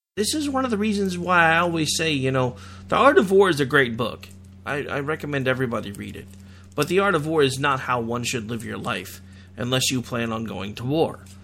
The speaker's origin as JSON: {"language": "English", "country": "United States", "said": "We as an American people"}